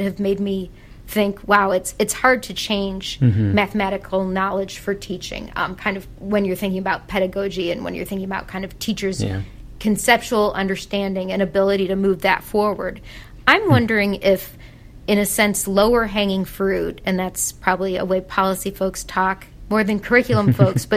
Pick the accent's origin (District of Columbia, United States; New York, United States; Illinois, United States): Illinois, United States; Chicago; moved away; I'm from Chicago